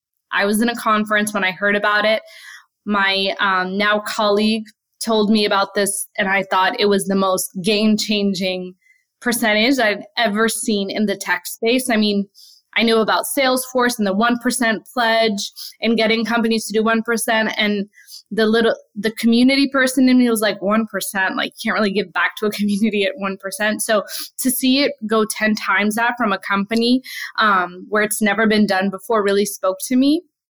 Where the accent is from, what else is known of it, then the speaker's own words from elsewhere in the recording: Brooklyn, New York, United States; We were really poor growing up in Brooklyn